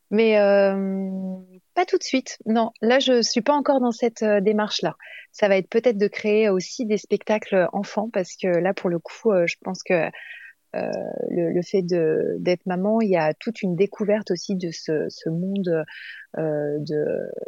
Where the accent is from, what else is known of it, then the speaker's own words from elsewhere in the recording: Nice, Provence-Alpes-Côte d'Azur, France; now in Chambéry, France; je suis pas originaire de Paris. J'habite sur Paris euh, de temps en temps, mais maintenant j'habite sur Chambéry et au, départ j'étais niçoise.